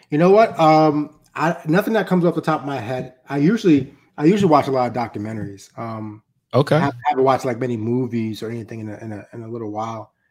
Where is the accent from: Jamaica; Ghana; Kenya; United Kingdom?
Jamaica; You know, so until I go to Haiti, right, I'm Jamaican.